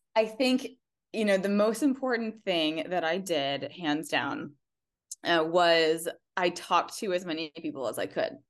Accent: Indiana, United States; I grew up in Indiana

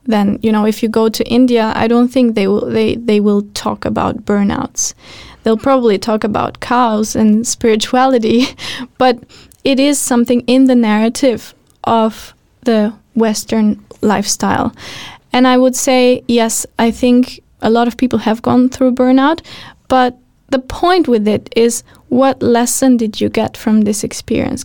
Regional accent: Albania; moved away; I come from Albania

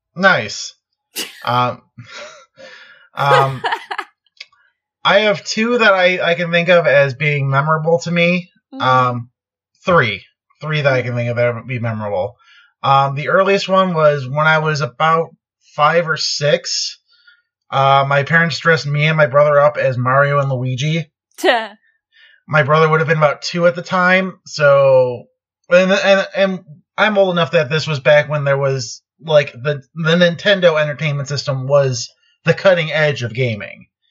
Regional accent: Chicago, Illinois, United States; grew up in the Chicago area

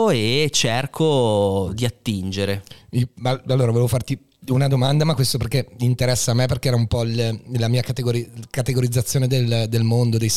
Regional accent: Treviso, Veneto, Italy; born there; io sono nato in Veneto

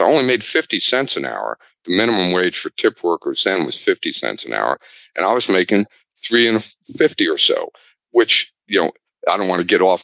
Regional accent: near the University of Maryland, United States; I grew up near the University of Maryland

